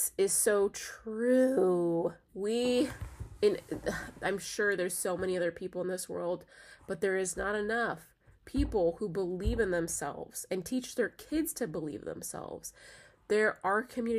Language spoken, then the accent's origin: English; United States; I am from this country. I was born in this country